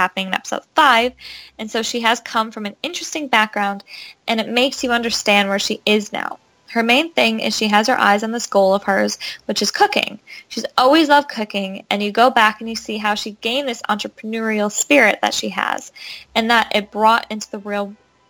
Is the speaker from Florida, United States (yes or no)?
yes; Orlando, Florida, United States; I grew up in Orlando, Florida, and I danced as a kid of the kingdom at the Magic Kingdom in Disney.